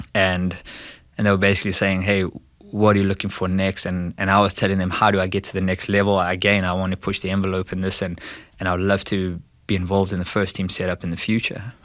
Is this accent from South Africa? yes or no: yes; South Africa; moved away as an adult; now in St. Louis, United States; I was born and bred there. I was there for the first twenty years of my life